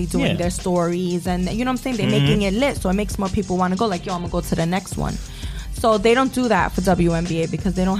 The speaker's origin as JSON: {"language": "English", "town": "New York City", "region": "New York", "country": "United States", "tie": "born or raised there", "said": "I grew up in Bushwick, and all I had was a bike and a basketball"}